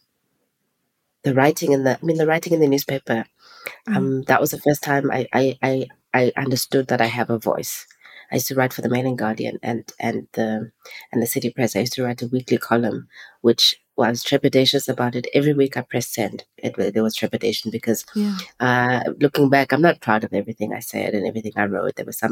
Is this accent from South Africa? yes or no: yes; East London, Eastern Cape, South Africa; moved away as an adult; now in Johannesburg, South Africa; I grew up in East London and then I lived in Cape Town for 2 years. And then I came to Joburg in 2008.